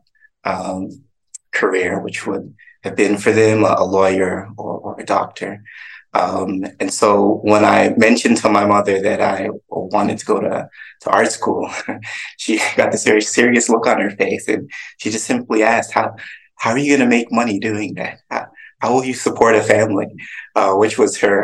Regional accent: Toronto, Ontario, Canada; moved away; also born or lived in Atlanta; I grew up in Scarborough in Toronto, Canada.

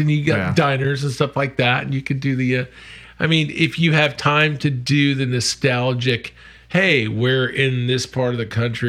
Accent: New England outside of Boston, Massachusetts, United States; also born or lived in Florida / the West; now in Charleston, United States; I was born and raised in New England outside of Boston, and lived out west most of my life, actually, minus Florida, whatever.

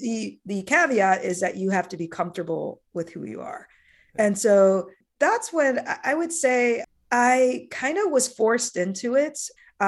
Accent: Iowa, United States; But as a child, I grew up in Iowa, small town Iowa, of all places. And I was the only Black kid in my elementary school.

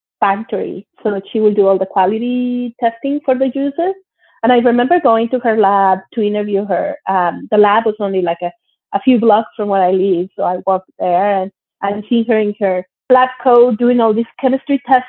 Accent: Monterrey, Nuevo León, Mexico; moved away as an adult; also born or lived in Mexico City, Mexico / Germany / United States / United Kingdom; now in Canada; I grew up in Monterrey, Mexico. I was born in Mexico City, but my parents moved to Monterrey, Mexico when I was still a baby. So I grew up there and I went to school there

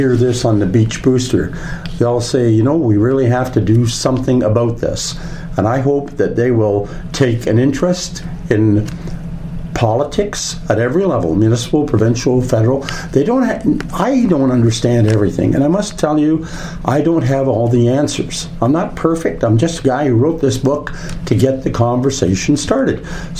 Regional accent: Canada; Being a Canadian and respecting Canadians of every possible walk of life

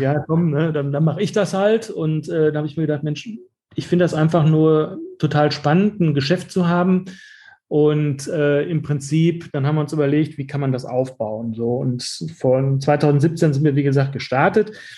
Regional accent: Dortmund, North Rhine-Westphalia, Germany; ich bin in diesem Viertel, wo wir jetzt unseren Laden haben, bin ich, bin ich aufgewachsen

